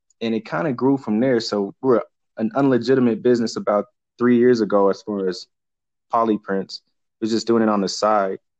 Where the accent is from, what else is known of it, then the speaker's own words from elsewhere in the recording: Denver, Colorado, United States; I grew up in Denver, Colorado with my brother, and we ran track out here in Colorado